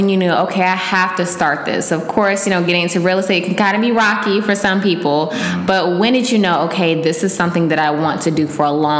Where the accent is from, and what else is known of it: Maryland, United States; born or raised there